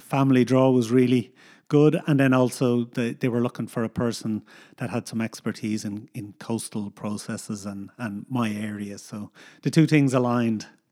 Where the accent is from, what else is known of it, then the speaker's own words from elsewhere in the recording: Dublin, Leinster, Ireland; also born or lived in United States / Northern Ireland; now in Galway, Ireland; we grew up in Dublin in, uh, a housing estate in Dublin.